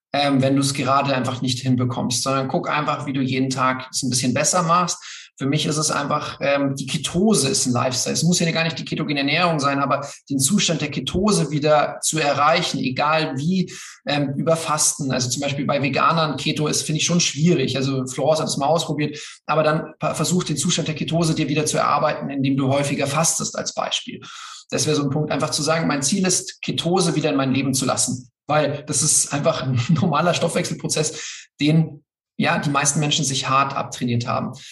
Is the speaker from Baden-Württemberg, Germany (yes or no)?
no; Bavaria, Germany; und ich das halt so als äh, Bayer, man hört es zwar nicht, einfach sehr, sehr liebe, äh, mit, mit dem Bezug zu Österreich.